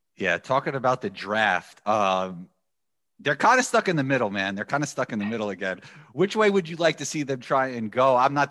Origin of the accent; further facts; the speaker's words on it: New York City, New York, United States; I'm from New York City